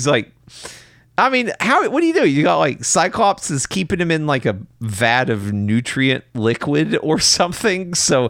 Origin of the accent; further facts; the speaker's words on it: United States; I'm American.